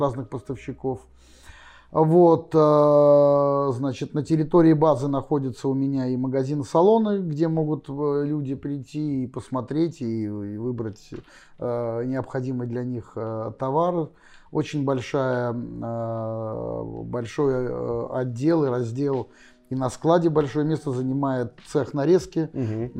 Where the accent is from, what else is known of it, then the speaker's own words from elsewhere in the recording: Saint Petersburg, Russia; родился в Питере, я коренной петербуржец